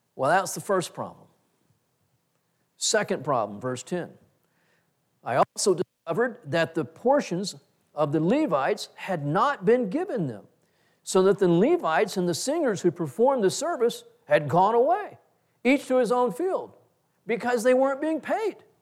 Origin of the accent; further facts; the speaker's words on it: Texas, United States; I'm a Texan